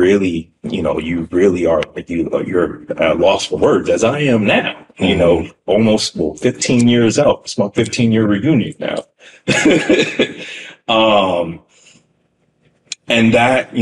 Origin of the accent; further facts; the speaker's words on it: San Diego, California, United States; moved away as an adult; now in New York, United States; I grew up in San Diego my whole life